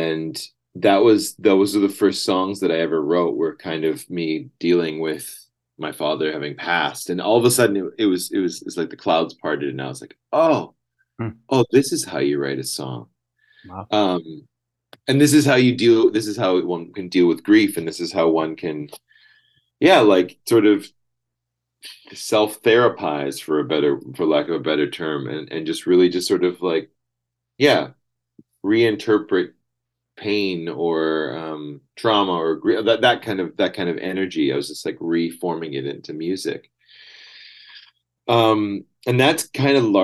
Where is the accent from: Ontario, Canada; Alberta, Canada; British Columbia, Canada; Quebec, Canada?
British Columbia, Canada; Salmon Arm; moved away as an adult; also born or lived in Vancouver / Brazil; now in Berlin, Germany; I grew up in Salmon Arm, not far from where you are.